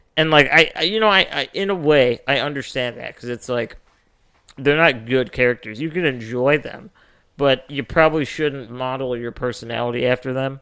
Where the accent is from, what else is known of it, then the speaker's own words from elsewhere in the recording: Northwest Indiana, United States; also born or lived in Chicago; I'm from, you know, Northwest Indiana